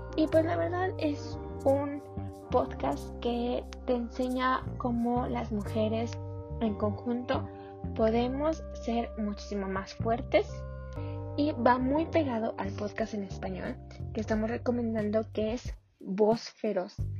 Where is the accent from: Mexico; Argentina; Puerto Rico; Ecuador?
Mexico; los mexicanos lo podemos todo